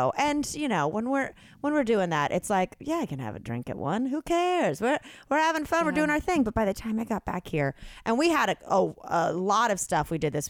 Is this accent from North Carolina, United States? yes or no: yes; North Carolina, United States; We're from North Carolina.